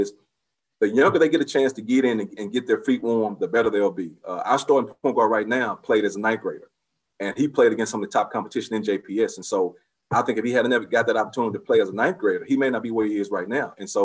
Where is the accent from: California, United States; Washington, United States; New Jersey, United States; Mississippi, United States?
Mississippi, United States; Vicksburg; I'm from Vicksburg.